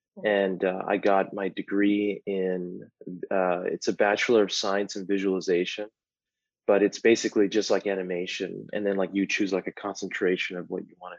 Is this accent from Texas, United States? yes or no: yes; El Paso, Texas, United States; I'm from Texas. And I grew up there all my life